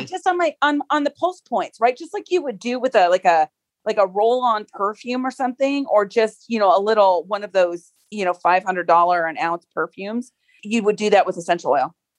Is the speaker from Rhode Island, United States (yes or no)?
no; Seattle, Washington, United States; I grew up in the Pacific Northwest. So I was in Seattle in the grunge circles